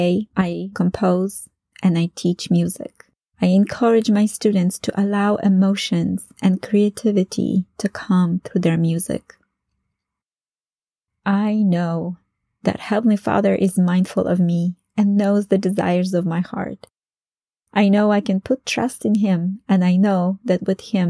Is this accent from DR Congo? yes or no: no; Poland; English is a second language; moved away as an adult; I returned to Poland